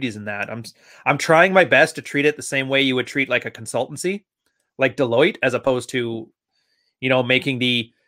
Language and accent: English; Edmonton, Alberta, Canada; moved away; I'm a prairie boy. I was from Edmonton, Alberta. I ain't never going back